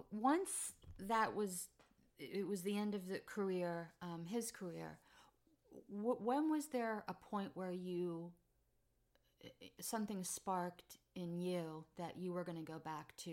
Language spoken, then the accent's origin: English; Philadelphia, Pennsylvania, United States; You know, I'm a Phillies fan, right? I grew up